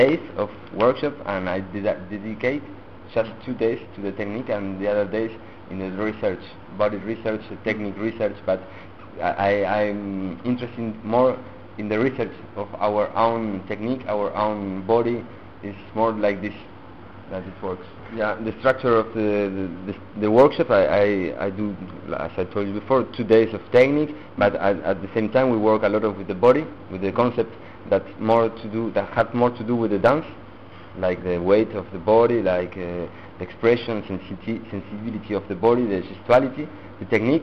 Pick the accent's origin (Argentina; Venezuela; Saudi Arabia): Argentina; English is a second language; moved away as an adult; also born or lived in Italy; now in France; I was born in Argentina, but my parents are Italian. I live in French, so it's a little mix